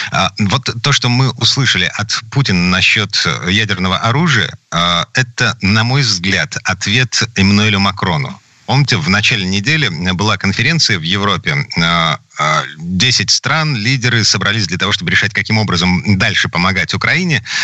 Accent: Saint Petersburg, Russia; из Петербурга

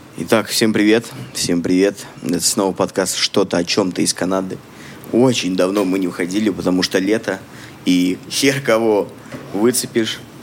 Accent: Samara, Samara Oblast, Russia; moved away as an adult; now in Canada; Я из России тоже, из Самары

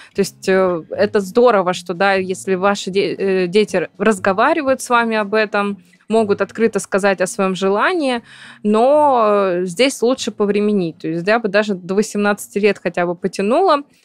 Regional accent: Perm, Perm Krai, Russia; moved away; я давно уехала из моего родного города, я решила себе такое напоминание о России, о Перми сделать

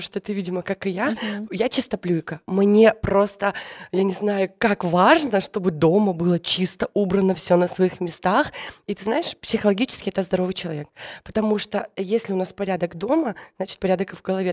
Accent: the North, Russia; я из севера

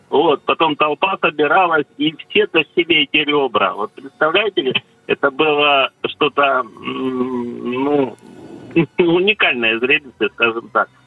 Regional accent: Sochi, Krasnodar Krai, Russia; из Сочи.

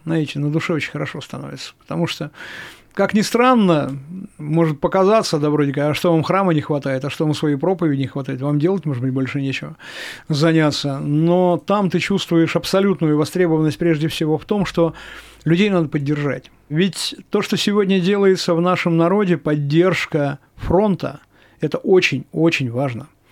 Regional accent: Chelyabinsk, Chelyabinsk Oblast, Russia; в нашем городе

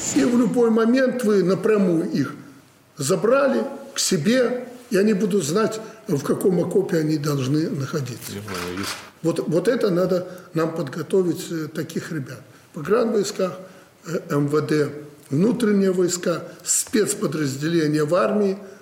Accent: Orsha, Vitebsk Region, Belarus; moved away; я там родился в Орше, жил рядом

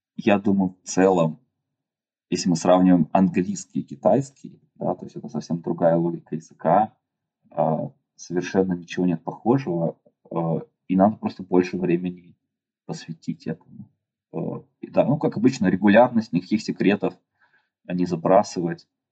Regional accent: Yekaterinburg, Sverdlovsk Oblast, Russia; moved away as an adult; now in China; Я родился в Екатеринбурге, и там же вырос

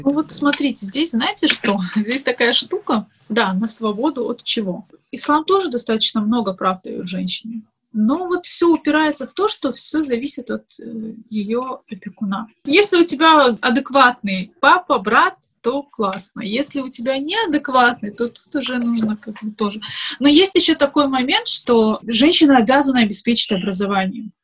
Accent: Makhachkala, Dagestan, Russia; moved away as an adult; also born or lived in Moscow; я родилась и выросла в Дагестане, в Махачкале

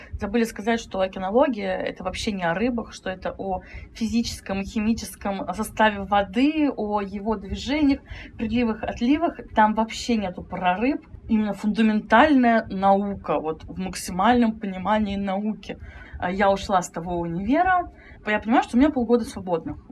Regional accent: Saint Petersburg, Russia; Это я сама из Санкт-Петербурга

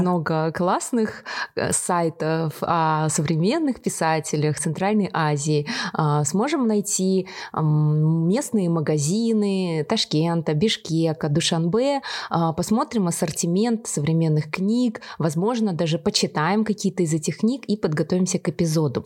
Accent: Kazakhstan; мы из Казахстана

